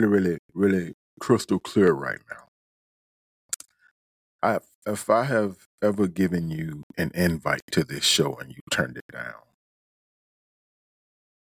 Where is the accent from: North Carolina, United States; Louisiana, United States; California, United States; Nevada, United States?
Louisiana, United States; Tallulah; moved away; also born or lived in Kennesaw, Georgia / Hagerstown, Maryland; from Tallulah, Louisiana. I'm a small town boy by way of Kennesaw, Georgia. Shout out to my hometown